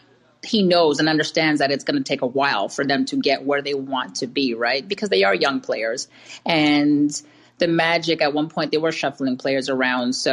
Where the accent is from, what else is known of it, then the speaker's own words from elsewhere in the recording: Canada; I'm a Canadian citizen